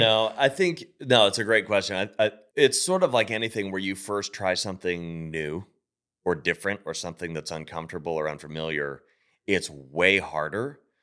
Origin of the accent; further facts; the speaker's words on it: Pittsburgh, Pennsylvania, United States; moved away; I grew up in Pittsburgh.